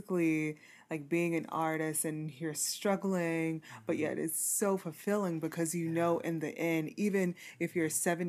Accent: Louisiana, United States; I'm from Louisiana

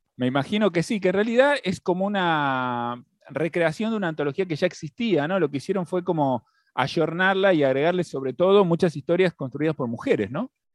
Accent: Argentina; nuestro país y de nuestra historia como argentinos

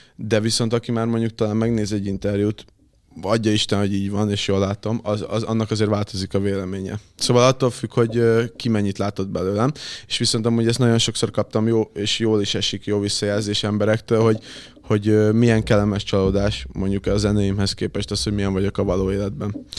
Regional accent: Érd, Pest, Hungary; moved away as an adult; now in Budapest, Hungary; érden nőttem fel. na, talán ott, ott, ott laktam egészen két évvel ezelőttig, utána költöztem most be Pestre önállóan.

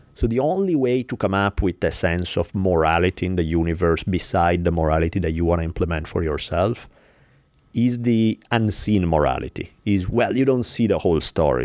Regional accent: Italy; now in United States; Where I grew up in Italy

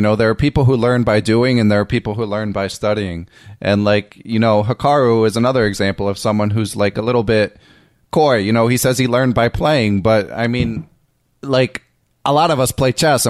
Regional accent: Philadelphia, Pennsylvania, United States; you're a couple years younger than me, but you're from New York. I'm from Philly.

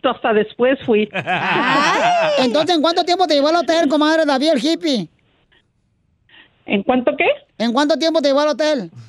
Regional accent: Escuinapa, Sinaloa, Mexico; now in United States; yo soy de Sinaloa

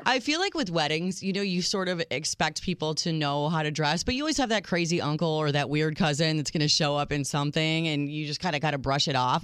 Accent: United States; I'm your American realist

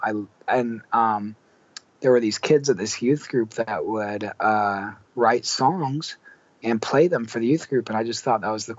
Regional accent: Columbus, Ohio, United States; I grew up in Columbus, Ohio, which is where I still live most of the time.

